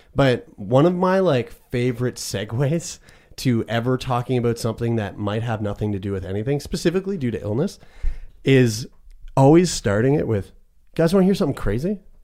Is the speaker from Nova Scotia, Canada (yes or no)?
yes; Nova Scotia, Canada; living in Nova Scotia, being a Canadian